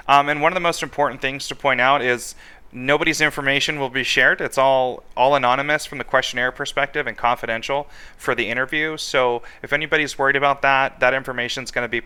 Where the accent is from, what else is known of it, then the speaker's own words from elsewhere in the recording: California, United States; also born or lived in Virginia; now in Arizona, United States; I was born in Virginia, raised in California, and then I ended up out in this horribly hot state